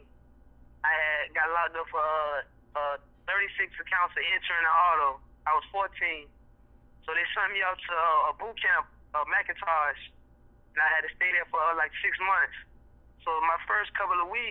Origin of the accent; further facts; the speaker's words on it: the South, United States; I'm from the South